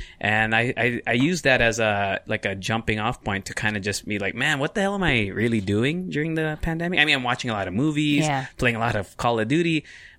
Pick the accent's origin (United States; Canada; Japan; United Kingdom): Japan; I grew up in Japan.